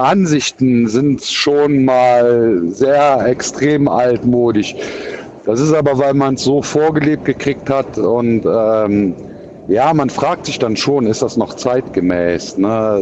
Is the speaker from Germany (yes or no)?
yes; Cologne, North Rhine-Westphalia, Germany; accent: Kölsch; Ich bin ja Kölner und wir haben ja sowieso für viele Sachen ganz andere Aussprachen halt